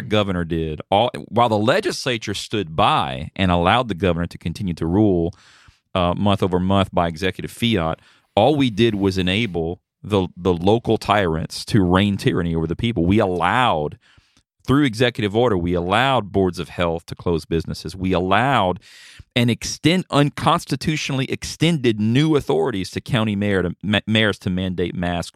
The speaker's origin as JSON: {"language": "English", "country": "United States", "said": "as an American"}